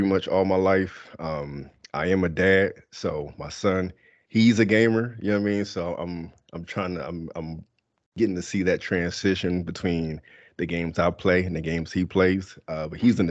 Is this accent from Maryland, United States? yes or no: no; Philadelphia, Pennsylvania, United States; I'm from Philadelphia. Grew up in Philly